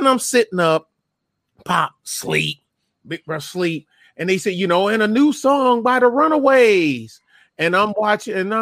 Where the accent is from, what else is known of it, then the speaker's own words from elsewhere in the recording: Detroit, Michigan, United States; I'm from Detroit